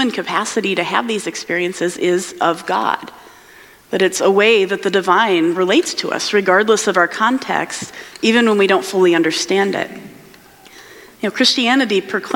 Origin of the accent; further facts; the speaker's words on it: United States; moved away; I'm American